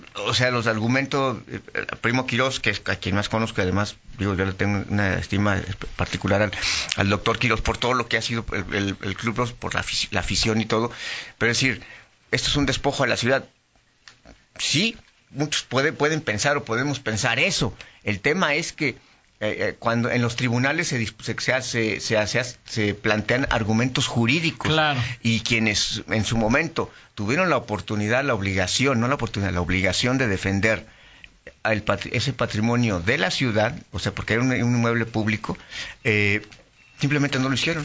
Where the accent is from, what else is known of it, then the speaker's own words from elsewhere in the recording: León, Guanajuato, Mexico; como leonés